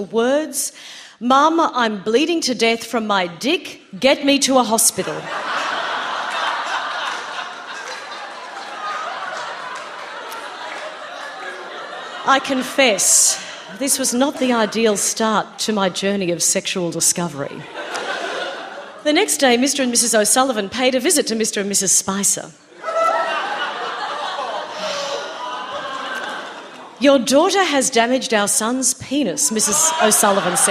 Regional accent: Queensland, Australia; growing up in the Joe Bjorke-Peterson era in Queensland

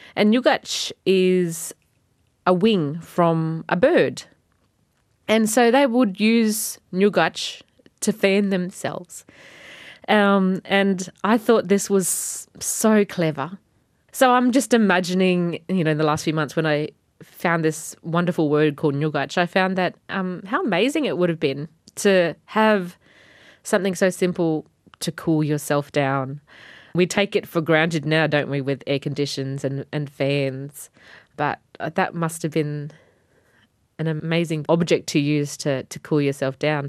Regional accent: Wadjigan country, Northern Territory, Australia; first language Batjamal; My language is Bachamal, and I'm from the Wajigan tribe

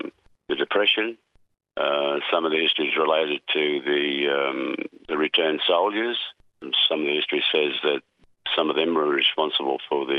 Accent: Moree, New South Wales, Australia; moved away; also born or lived in Redfern, Sydney; I come from Moree, and like a lot of other young people back there in the late 60s and 70s, I'm one of those who gravitated to Redfern.

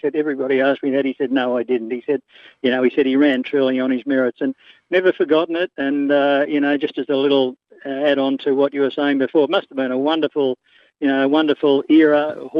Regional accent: Tamworth, New South Wales, Australia; also born or lived in Warren, New South Wales; now in Sydney, Australia; I was born in Warren in 1952, and my mother took us over in a car to Tamworth, and Dad came across.

